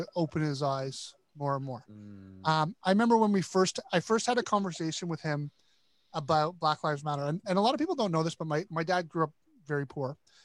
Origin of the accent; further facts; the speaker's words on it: Toronto, Ontario, Canada; I grew up in Toronto, which is probably one of the most multicultural cities in the world.